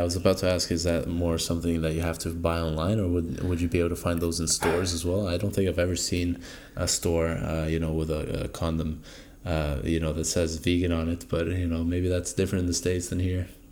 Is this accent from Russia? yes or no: no; Norway; moved away; I come from Norway